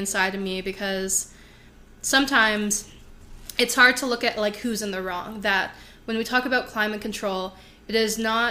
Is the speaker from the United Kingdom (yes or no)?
no; Redwater, Alberta, Canada; also born or lived in Lac La Biche, Alberta; I didn't grow up in Lac La Biche. I grew up in Redwater, and Redwater, it's still north.